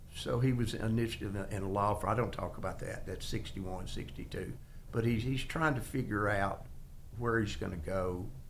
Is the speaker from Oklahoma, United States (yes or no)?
no; Middle Tennessee, United States; I grew up in Middle Tennessee